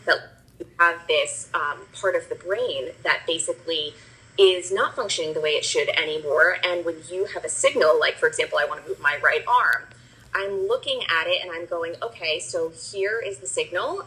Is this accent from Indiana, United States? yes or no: no; New Jersey, United States; moved away as an adult; now in Bucks County, Pennsylvania, United States; I grew up in New Jersey